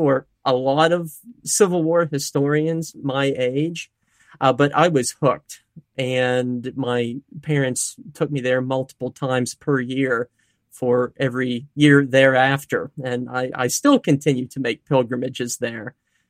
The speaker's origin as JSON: {"language": "English", "town": "Altoona", "region": "Pennsylvania", "country": "United States", "tie": "born or raised there", "said": "Yeah, I'm from the Altoona, Pennsylvania area."}